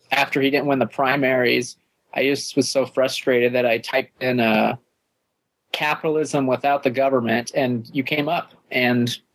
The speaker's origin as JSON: {"language": "English", "region": "California", "country": "United States", "said": "I'm from California."}